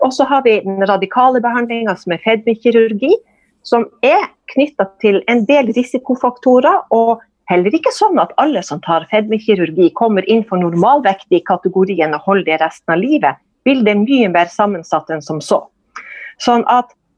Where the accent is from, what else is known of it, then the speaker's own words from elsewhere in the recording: Kåfjord, Troms, Norway; accent: northern Norwegian; also born or lived in Lambertseter, Oslo; now in Tromsø, Norway; jeg er oppvokst i Nord-Troms, i Kåfjord, som er en sjøsamisk